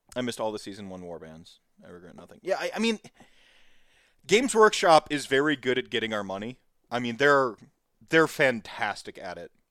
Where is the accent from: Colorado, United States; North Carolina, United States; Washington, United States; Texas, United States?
North Carolina, United States; also born or lived in Minnesota / Winona, Minnesota; now in Wisconsin, United States; I was born in Minnesota, raised in North Carolina, and I reside in Wisconsin